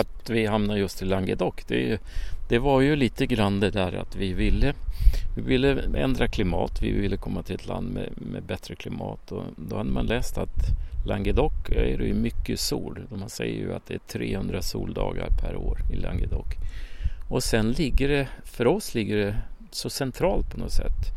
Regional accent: Sweden; moved away as an adult; now in France; hemma i Sverige

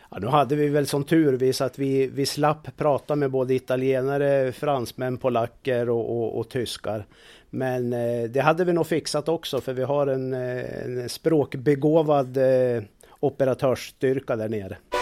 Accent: Jämtland, Sweden; moved away; där jag kommer ifrån Jämtland

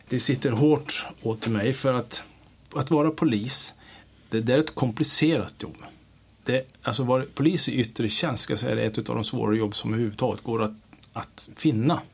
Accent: Kiruna, Norrbotten County, Sweden; moved away; jag är född i Sverige, jag, jag är uppvuxen i, i, liksom i Norrland, största delen av mig i Kiruna

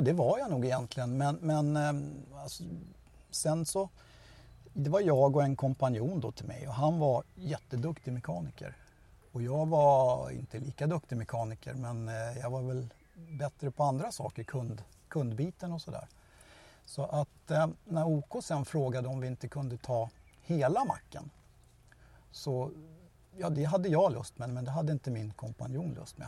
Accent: Stockholm, Stockholm County, Sweden; now in Tyresö, Sweden; Jag är en äkta söderkis

